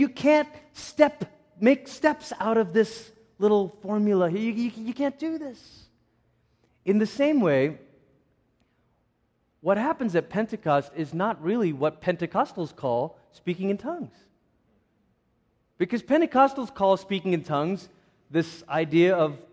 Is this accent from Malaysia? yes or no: yes; Malaysia; I grew up in Malaysia